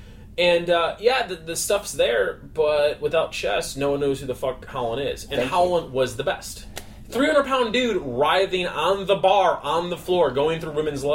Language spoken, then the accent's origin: English; Chicago, Illinois, United States; I'm a nobody from Chicago.